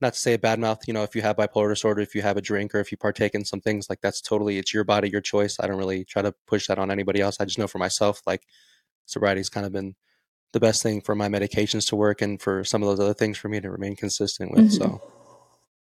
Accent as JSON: {"language": "English", "town": "Las Vegas", "region": "Nevada", "country": "United States", "said": "I'm originally from Las Vegas, Nevada, so I kind of moved just I'm still within the state of Nevada, just in a different area"}